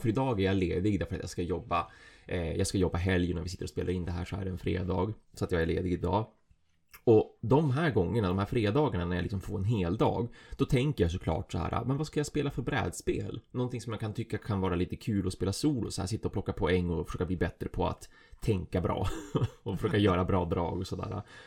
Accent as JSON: {"language": "Swedish", "town": "Umeå", "region": "Västerbotten County", "country": "Sweden", "said": "Jag är en Umebo"}